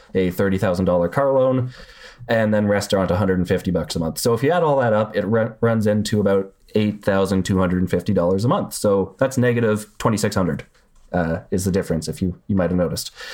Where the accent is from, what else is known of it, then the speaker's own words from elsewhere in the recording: Canada; I'm Canadian